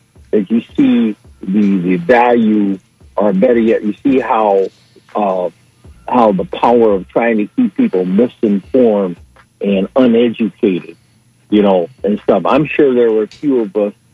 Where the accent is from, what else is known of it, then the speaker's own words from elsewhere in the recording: Detroit, Michigan, United States; when I was a kid and when I grew up in Detroit